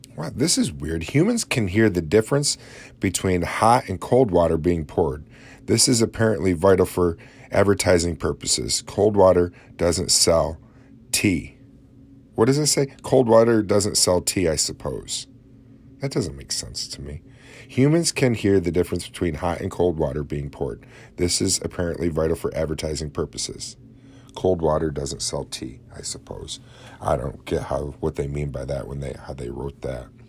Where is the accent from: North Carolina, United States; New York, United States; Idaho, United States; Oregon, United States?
New York, United States; Oswego; my hometown of Oswego